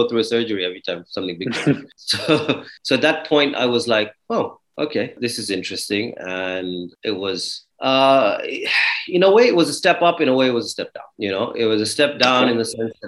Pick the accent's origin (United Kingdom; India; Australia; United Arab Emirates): United Arab Emirates; Dubai; also born or lived in Toronto, Canada / Kenya; I was born in Dubai. I was brought up in Dubai. I lived here till I was 18